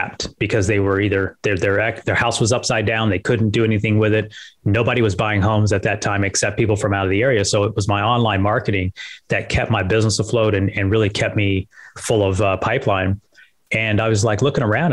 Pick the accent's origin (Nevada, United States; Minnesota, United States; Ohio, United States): Nevada, United States; Las Vegas; I grew up in Vegas.